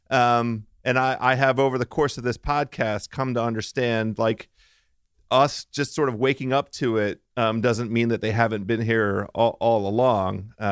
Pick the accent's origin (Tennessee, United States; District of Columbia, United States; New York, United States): District of Columbia, United States; Washington; Washington D.C., my, my hometown.